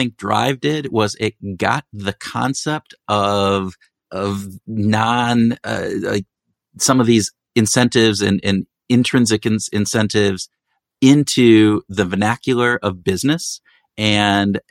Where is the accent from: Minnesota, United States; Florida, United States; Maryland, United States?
Minnesota, United States; we are from Minnesota, Minnesota nice